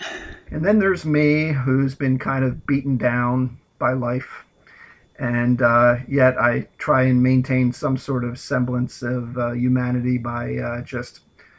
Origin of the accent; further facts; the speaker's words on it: United States; I'm the American …, the older …